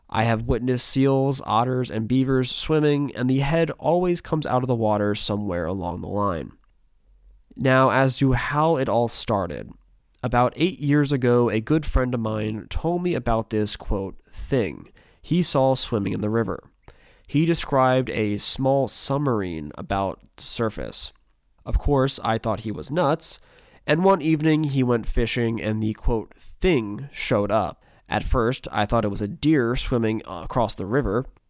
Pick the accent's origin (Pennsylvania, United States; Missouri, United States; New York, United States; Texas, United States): Pennsylvania, United States; my home state of Pennsylvania